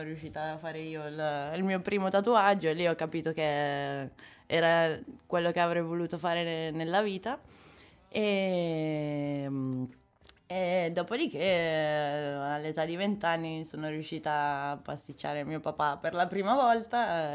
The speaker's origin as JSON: {"language": "Italian", "town": "Rho", "region": "Lombardy", "country": "Italy", "also_born_or_lived": "Sicily", "said": "vengo da Ro, dalla periferia milanese"}